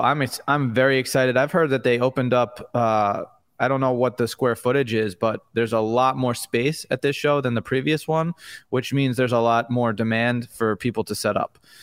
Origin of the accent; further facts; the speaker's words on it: Long Island, New York, United States; I grew up on Long Island in New York